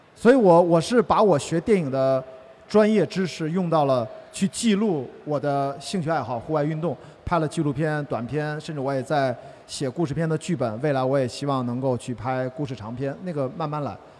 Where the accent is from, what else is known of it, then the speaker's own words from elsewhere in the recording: Qingdao, Shandong, China; 我是青岛人嘛